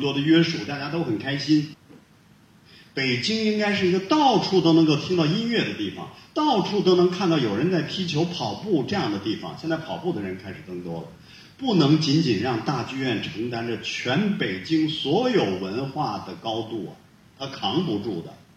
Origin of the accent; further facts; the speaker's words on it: Hulunbuir, Inner Mongolia, China; moved away; 我的老家呼伦贝尔